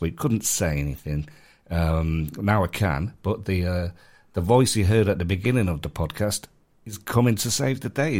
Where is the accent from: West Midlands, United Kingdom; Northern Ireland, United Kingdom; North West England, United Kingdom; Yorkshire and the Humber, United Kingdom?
North West England, United Kingdom; Manchester; moved away; I'm from Manchester